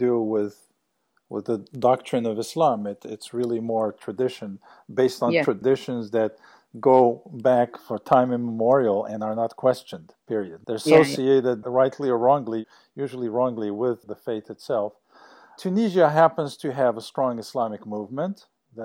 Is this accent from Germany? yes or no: no; Algeria; moved away; I grew up in Algeria